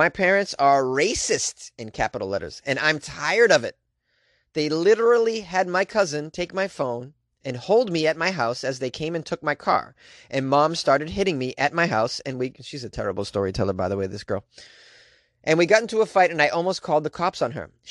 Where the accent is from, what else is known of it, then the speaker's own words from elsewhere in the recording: New England, United States; I'm from New England